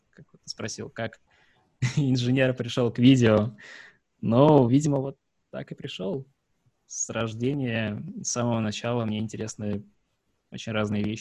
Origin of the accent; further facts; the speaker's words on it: Sevastopol, Ukraine; А, я из Севастополя. Там сложно.